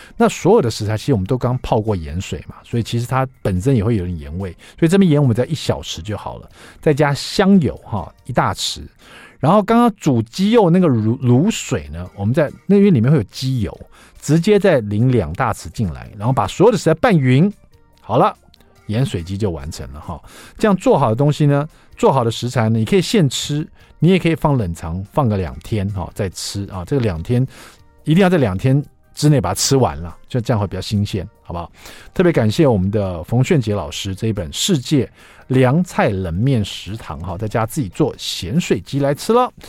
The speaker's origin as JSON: {"language": "Chinese", "country": "Taiwan", "said": "五星主厨快餐车是我们台湾这边的翻译"}